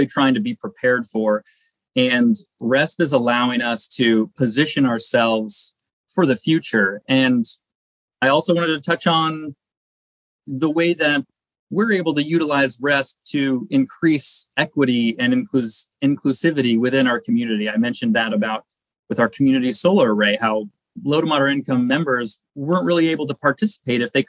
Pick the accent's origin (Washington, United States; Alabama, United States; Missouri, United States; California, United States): Washington, United States; Seattle; I grew up in Seattle, been in the Pacific Northwest my whole life.